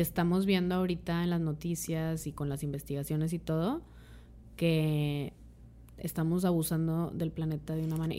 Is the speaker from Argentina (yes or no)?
no; Mexico; como mexicanas, mexicanos